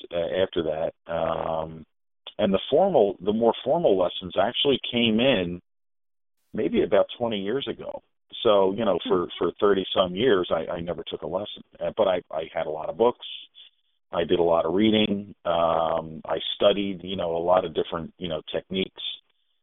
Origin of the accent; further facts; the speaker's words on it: Philadelphia, Pennsylvania, United States; my growing up in Northeast Philadelphia